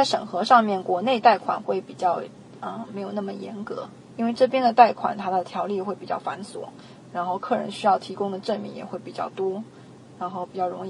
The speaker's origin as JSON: {"language": "Chinese", "country": "United States", "said": "那我们美国人这边，其实我们当地的利息已经开始在往下降了"}